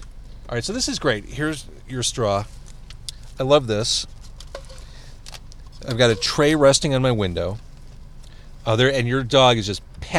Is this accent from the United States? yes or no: yes; Skokie, Illinois, United States; When I was a kid, growing up in Skokie